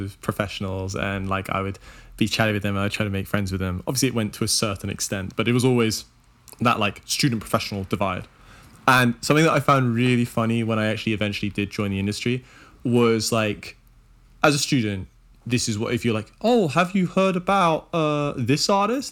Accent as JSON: {"language": "English", "town": "Oxford", "region": "South East England", "country": "United Kingdom", "tie": "born or raised there", "said": "where I grew up in Oxford"}